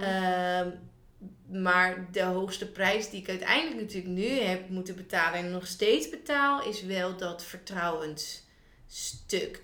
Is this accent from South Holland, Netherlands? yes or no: yes; Noordwijk, South Holland, Netherlands; ik kom oorspronkelijk uit Noordwijk